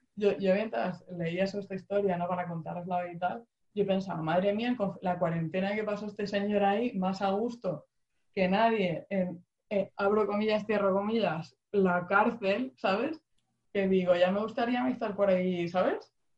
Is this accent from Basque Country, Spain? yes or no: no; Region of Murcia, Spain; Y mi tierra es Murcia. Sí, señores, yo soy de Murcia